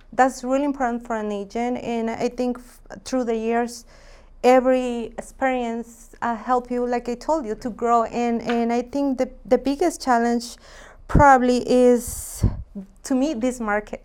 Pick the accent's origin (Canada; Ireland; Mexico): Mexico; Jalisco; moved away; I'm from Mexico, Jalisco.